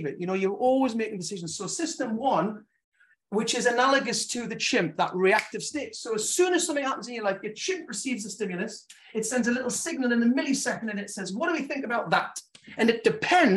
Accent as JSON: {"language": "English", "town": "Gateshead", "region": "North East England", "country": "United Kingdom", "tie": "born or raised there", "moved": "yes", "lives_now": "Newbury, United Kingdom", "said": "I was brought up in Gateshead"}